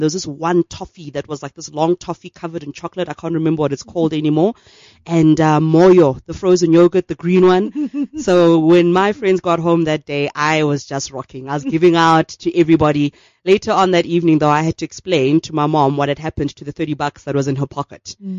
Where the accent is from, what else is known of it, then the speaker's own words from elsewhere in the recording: Soweto, Gauteng, South Africa; Okay, so I was sick of school, and we lived in Diepkloof at the time